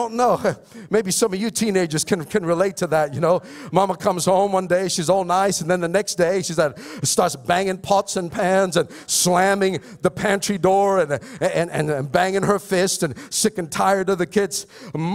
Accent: Philippines; I'm Filipino

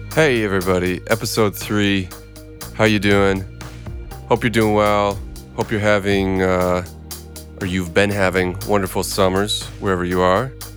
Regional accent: Minneapolis, Minnesota, United States; I'm from Minneapolis

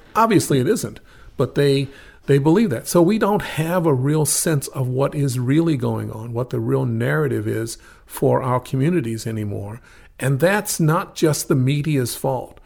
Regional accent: Atlanta, Georgia, United States; also born or lived in Baton Rouge, Louisiana; now in Oregon, United States; when I was in elementary school in Atlanta

